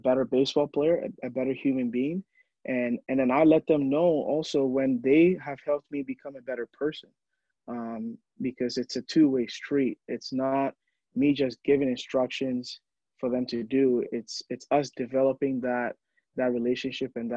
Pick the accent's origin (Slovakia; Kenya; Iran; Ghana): Ghana; moved away; I was born and raised in Ghana, and in Ghana, you know, we love the storytelling aspect